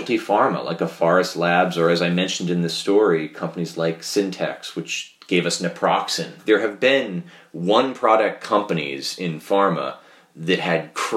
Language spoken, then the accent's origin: English; New York, United States; as a New Yorker